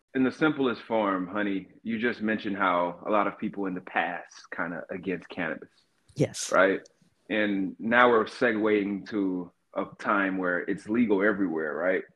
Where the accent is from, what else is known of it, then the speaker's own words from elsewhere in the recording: Cartersville, Georgia, United States; moved away as an adult; now in Seattle, United States; I grew up in Georgia, mm. in North Georgia